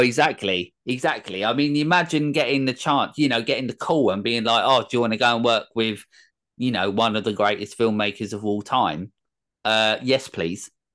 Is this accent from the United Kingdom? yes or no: yes; England, United Kingdom; I'm English